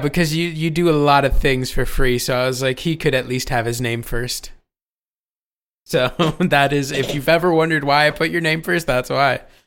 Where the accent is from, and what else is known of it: Ohio, United States